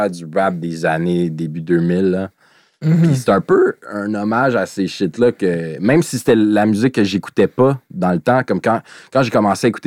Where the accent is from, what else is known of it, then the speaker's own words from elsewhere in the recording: Greenfield Park, Quebec, Canada; Comme moi, je viens de Greenfield, ça arrive sud